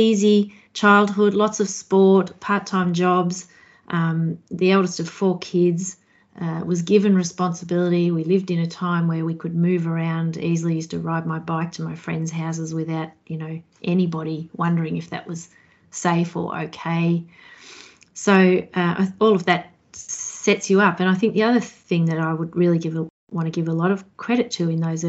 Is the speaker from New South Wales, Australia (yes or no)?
no; Kyabram, Victoria, Australia; now in Gippsland, Australia; Up in Kyabram in the Goulburn Valley, near the river in Victoria